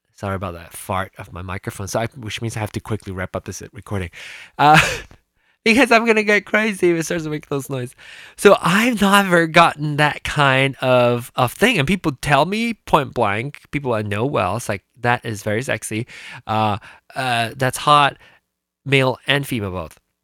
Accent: Malaysia; moved away as an adult; now in United States; I was born in Malaysia. I was born in Malaysia in di- 1974. Came here for school in 1995 when I was 21

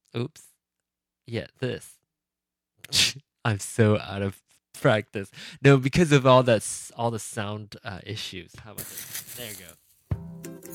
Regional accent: Penang, Malaysia; moved away; my hometown of Penang

